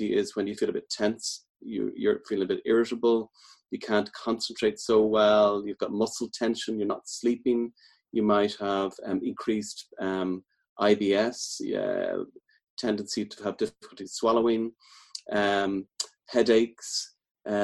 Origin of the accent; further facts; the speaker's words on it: Dublin, Leinster, Ireland; moved away as an adult; also born or lived in Midlands, Ireland; now in Galway, Ireland; I'm from Dublin originally, but I've been in the Midlands for about 15 years and then Galway now about 11 years.